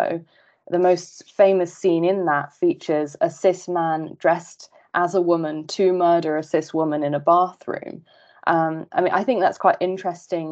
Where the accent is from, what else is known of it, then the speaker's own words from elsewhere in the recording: United Kingdom; growing up in Britain, transgender lives were not discussed with me either